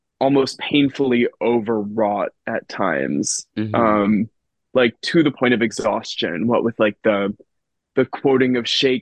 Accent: Charleston, South Carolina, United States; I'm an actor and a writer from Charleston, South Carolina

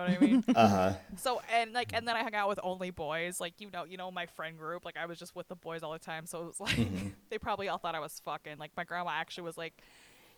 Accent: Richfield, Utah, United States; I was raised in Richfield

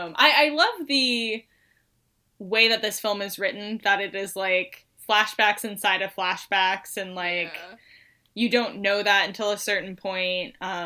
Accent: North Carolina, United States; Because we're from North Carolina, so, like, we're real, like, Appalachian and Southern.

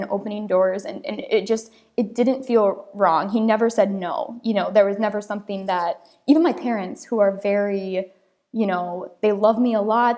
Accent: Wisconsin, United States; I'm from Wisconsin. I've been born and raised here.

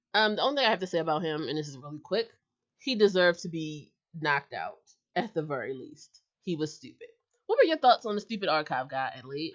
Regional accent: United States; I'm an American

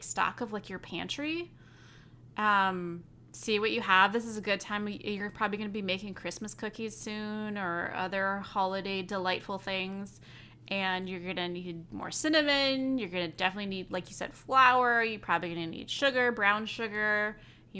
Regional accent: Midwest, United States; we're from the Midwest. You don't throw that stuff away

